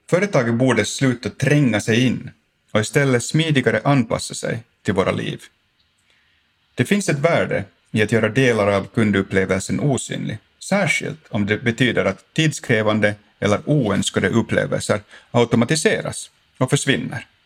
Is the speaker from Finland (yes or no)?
yes; Finland; För mig personligen har det sociala och känslomässiga skyddsnät jag fick när jag växte upp i Finland varit helt grundläggande.